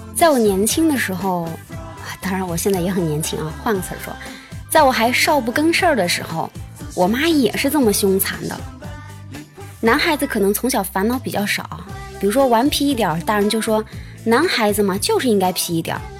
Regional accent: Shiyan, Hubei, China; 在我的家乡实验呀，还有另外一种好喝的黄酒，叫做樊陵黄酒

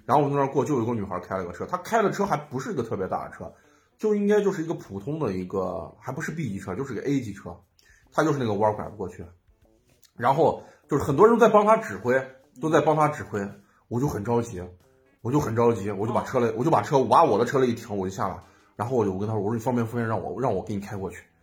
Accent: Xi'an, Shaanxi, China; 我是在西郊长大

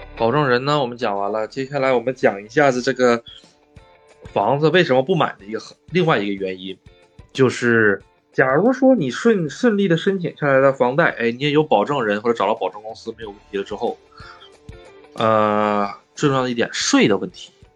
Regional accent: China; moved away as an adult; now in Japan; 你说咱们中国两个小两口去买套房子

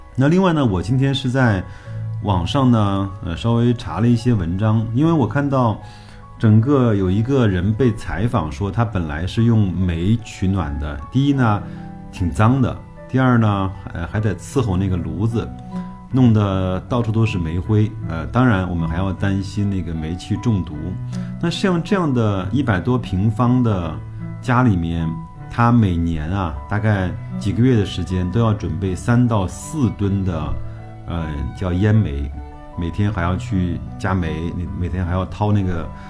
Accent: China; 我们一个作为中国人的基本的责任

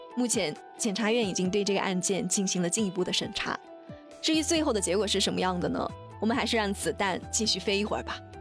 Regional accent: China; 我们中国人

